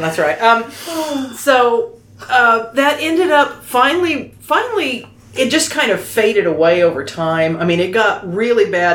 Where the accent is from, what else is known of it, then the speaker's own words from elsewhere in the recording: Oklahoma, United States; accent: southern; Well, I grew up in Oklahoma.